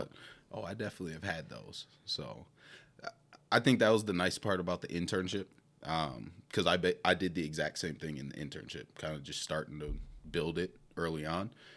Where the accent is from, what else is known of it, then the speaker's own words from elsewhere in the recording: Milwaukee, Wisconsin, United States; moved away as an adult; also born or lived in Saint Cloud, Minnesota; now in Minnesota, United States; I am born and raised in Milwaukee, Wisconsin.